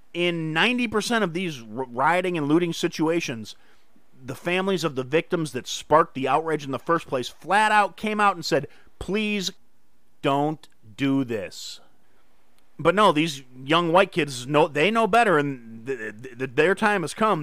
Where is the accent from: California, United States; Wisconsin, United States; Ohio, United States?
Wisconsin, United States; Kenosha; in Kenosha, my hometown.